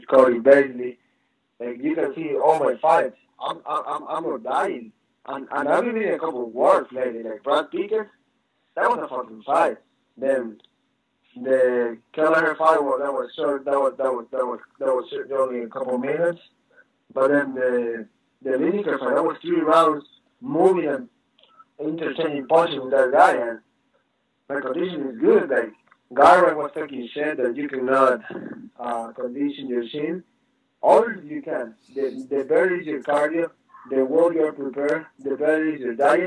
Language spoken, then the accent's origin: English; Ecuador; now in United States; I'm from Ecuador. My dad is pretty wild. Like, it's just the environment I grew up